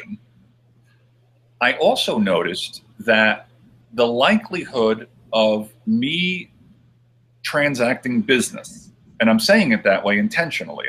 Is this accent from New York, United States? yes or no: no; New Jersey, United States; moved away; I'm originally from New Jersey